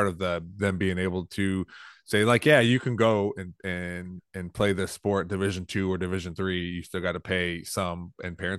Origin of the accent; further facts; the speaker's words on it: Toledo, Ohio, United States; also born or lived in Perrysburg, Ohio; Growing up in Toledo, I grew up in Toledo. I moved to Perrysburg when I was 14